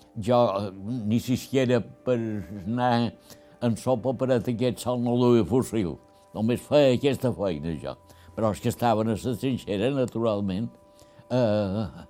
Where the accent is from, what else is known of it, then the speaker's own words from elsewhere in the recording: Felanitx, Balearic Islands, Spain; quan ja som de Felanitx, eh, teníem una casa a Felanitx